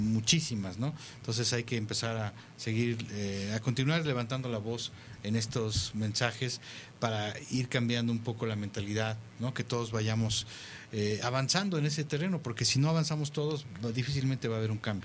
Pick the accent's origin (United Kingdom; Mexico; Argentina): Mexico